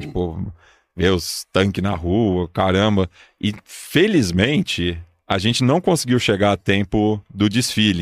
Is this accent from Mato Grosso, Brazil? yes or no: no; São Paulo, Brazil; sou nascido e criado aqui há 37 anos